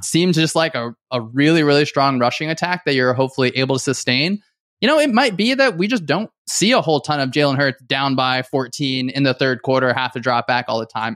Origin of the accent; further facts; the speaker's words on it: Northern New Jersey, United States; I grew up in Northern New Jersey.